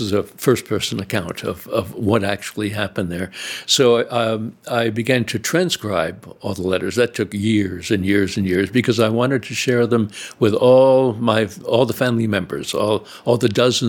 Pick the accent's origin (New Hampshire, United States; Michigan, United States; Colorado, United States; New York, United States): New York, United States; New York City; also born or lived in South Fork, Pennsylvania; I grew up in the New York City area